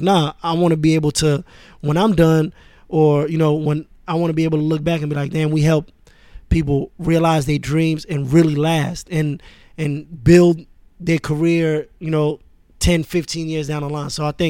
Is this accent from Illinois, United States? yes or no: no; Queens, New York, United States; also born or lived in Paris, France; when I moved to Queens, I was 10. You know, I was born in France, in Paris, and my dad worked for the United Nations, for UNESCO. So we moved around a lot.